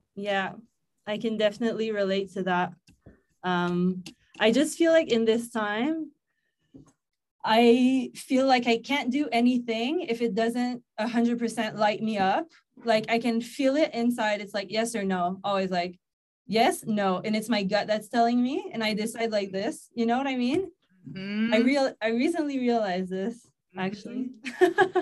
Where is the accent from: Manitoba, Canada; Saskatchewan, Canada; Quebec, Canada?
Quebec, Canada; Gatineau; now in Mexico; I'm from Gatineau in Quebec, Canada.